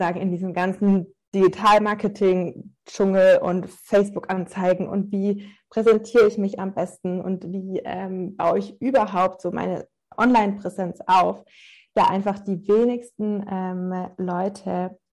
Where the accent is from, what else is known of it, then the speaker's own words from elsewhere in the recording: Stuttgart, Baden-Württemberg, Germany; now in Munich, Germany; Ich bin ganz ursprünglich aus Stuttgart und lebe aber nach ein paar weiteren Stationen im In- und Ausland ähm, seit sieben Jahren nur in München.